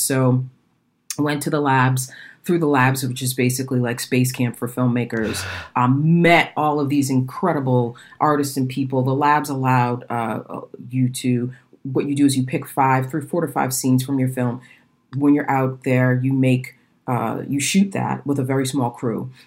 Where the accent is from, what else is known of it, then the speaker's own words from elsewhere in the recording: Boston, Massachusetts, United States; I'm from Boston